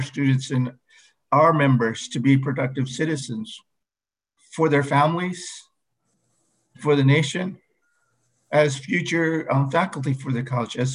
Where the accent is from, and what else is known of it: O'odham, Arizona, United States; born or raised there; first language O'odham; English is a second language